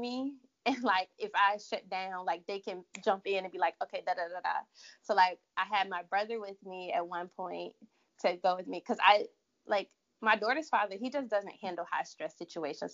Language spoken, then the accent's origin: English; Durham, North Carolina, United States; moved away as an adult; also born or lived in Charlotte, North Carolina; I'm originally from Durham, North Carolina, but I moved to Charlotte in 2010 to go to school